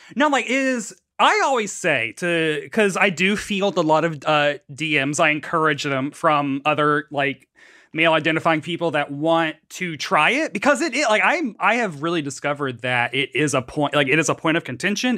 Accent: Tennessee, United States; moved away; I grew up in Tennessee

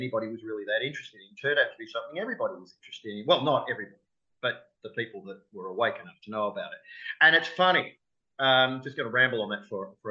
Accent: Melbourne, Victoria, Australia; Melbourne, which is my hometown

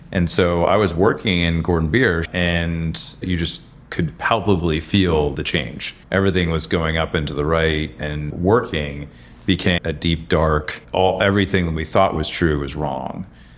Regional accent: London, United Kingdom; also born or lived in Frankfurt, Germany / Chicago; now in United States; And so I was born in Frankfurt and then followed the hamburger around Europe. Thankfully, McDonald's decided to set up their HQ in London. So I spent my formative years in London, but always with American parents, so never developed an accent

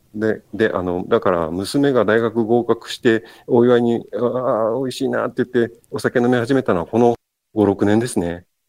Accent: Kagoshima, Japan; now in Kochi, Japan; もともと焼酎文化の鹿児島県で生まれ育って

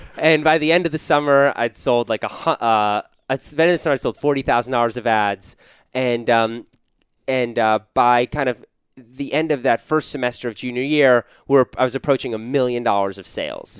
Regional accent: Washington, District of Columbia, United States; moved away as an adult; also born or lived in Wisconsin; I grew up in Washington, D C

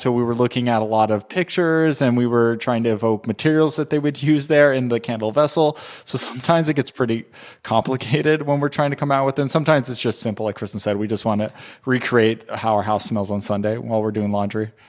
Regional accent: Southern California, United States; also born or lived in Texas; I'm from Southern California, but I moved to Texas in two thousand four

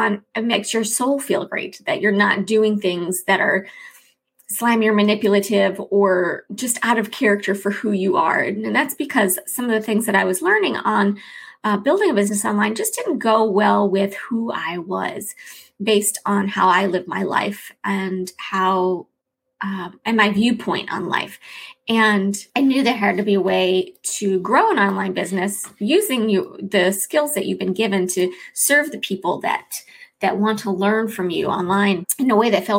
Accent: Chicago, Illinois, United States; moved away; I'm from Chicago, the Chicago area, and so although I never had deep dish pizza in Chicago, when I lived in Chicago, the Chicago area, we call it Chicagoland

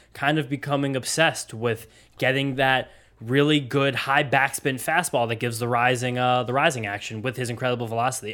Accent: New Jersey, United States; also born or lived in Columbus; now in Brooklyn, United States; we grew up in Jersey, big diner state

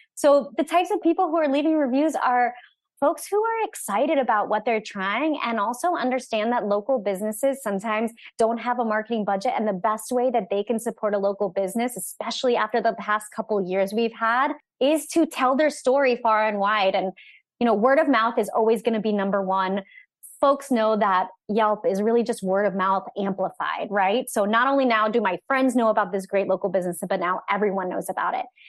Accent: Orlando, Florida, United States; I'm from Orlando

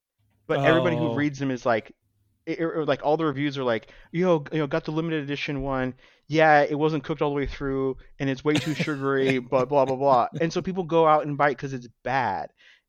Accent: Reno, Nevada, United States; I grew up in Reno.

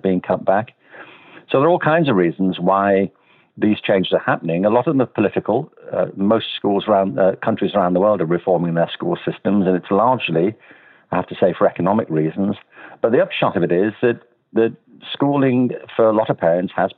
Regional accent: Liverpool, North West England, United Kingdom; I'm from Liverpool

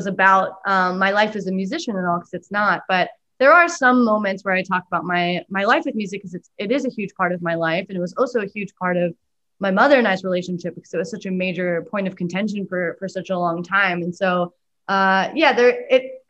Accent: Pacific Northwest, United States; growing up in the Pacific Northwest

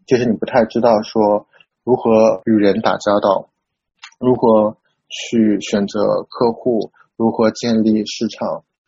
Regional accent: Shanghai, China; moved away as an adult; also born or lived in Taiwan / New York; now in Hong Kong; 我的老家上海

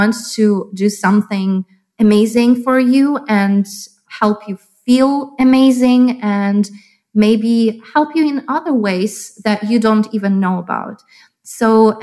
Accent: Lviv, Lviv Oblast, Ukraine; moved away as an adult; now in Chicago, United States; when I was born in Soviet Union

